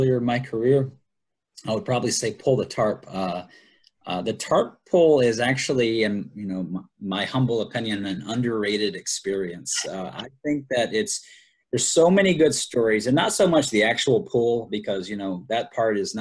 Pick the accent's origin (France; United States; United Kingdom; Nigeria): United States; Columbia, South Carolina; moved away as an adult; also born or lived in Salem, Virginia; now in Florida, United States; I grew up in Columbia, South Carolina